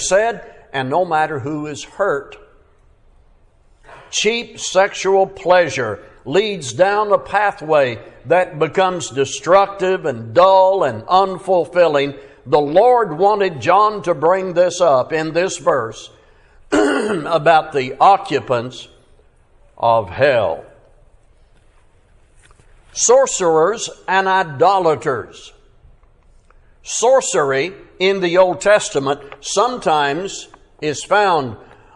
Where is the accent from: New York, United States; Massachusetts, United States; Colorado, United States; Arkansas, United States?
Arkansas, United States; Fort Smith; my hometown, Fort Smith, Arkansas